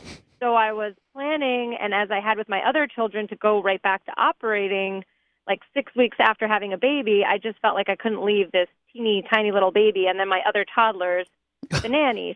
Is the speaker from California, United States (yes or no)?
no; Allentown, Pennsylvania, United States; growing up in Allentown